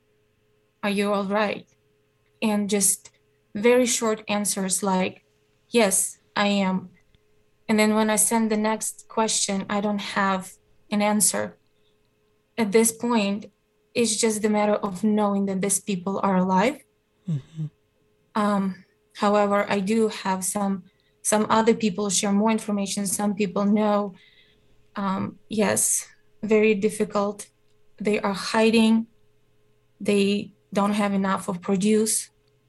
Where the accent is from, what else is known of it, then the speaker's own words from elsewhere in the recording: Ternopil, Ternopil Oblast, Ukraine; moved away as an adult; also born or lived in Kyiv, Ukraine; now in United States; I born and raised in Western Ukraine, Ternopil